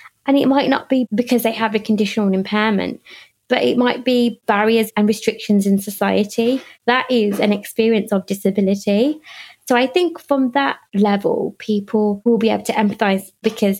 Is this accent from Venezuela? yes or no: no; United Kingdom; when I go back to India, they don't see me as Indian. They see me as British